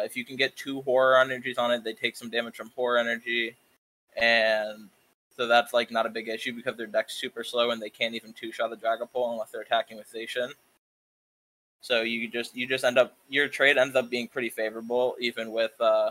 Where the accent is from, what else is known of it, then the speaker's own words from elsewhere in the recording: Maryland, United States; from Maryland